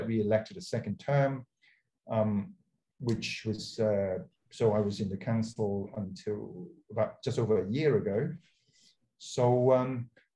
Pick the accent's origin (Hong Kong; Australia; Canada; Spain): Hong Kong; moved away; also born or lived in United Kingdom; I was born in Hong Kong.